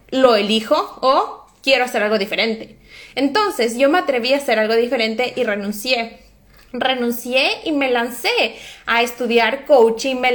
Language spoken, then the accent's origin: Spanish; Ecuador; now in Norway; como soy ecuatoriana y como no hablo suficiente bien noruego, entonces es como que estoy en desventaja